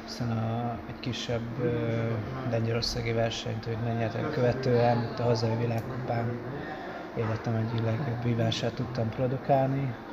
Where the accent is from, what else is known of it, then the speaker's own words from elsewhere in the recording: Hungary; örültem, hogy mégis a legjobb magyar, magyarként negyedik helyen bejöttem